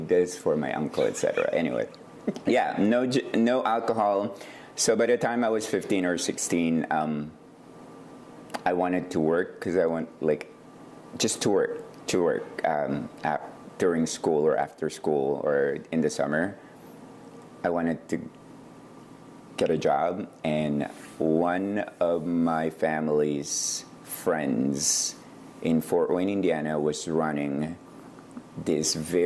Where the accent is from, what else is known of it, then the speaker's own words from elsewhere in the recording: Ilocos Norte, Ilocos Region, Philippines; also born or lived in Manila, Philippines / Portland, Oregon; now in McMinnville, United States; I was born in Manila in a little town called Camya City, but grew up in the province of Ilocos Norte North